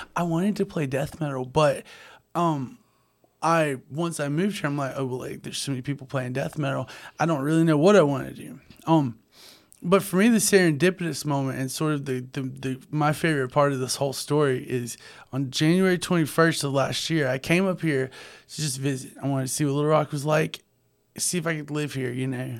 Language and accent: English; North Louisiana, United States; also born or lived in Monroe; growing up in North Louisiana